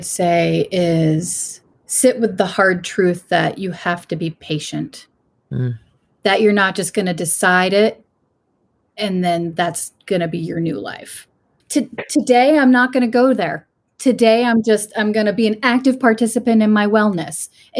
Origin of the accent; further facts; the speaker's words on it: Bristol, Maine, United States; from Bristol, Maine.